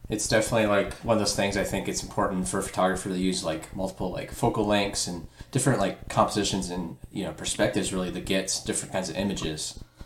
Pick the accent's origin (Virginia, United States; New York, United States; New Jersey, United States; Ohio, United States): Ohio, United States; Dayton; I'm from Dayton